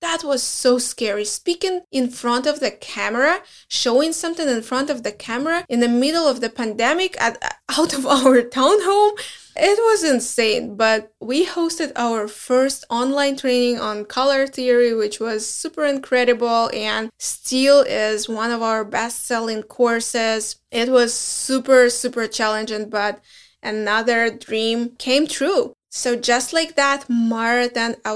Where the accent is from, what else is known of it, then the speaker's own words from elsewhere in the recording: Belarus; English is a second language; moved away as an adult; also born or lived in Minsk; now in United States; we are from Belarus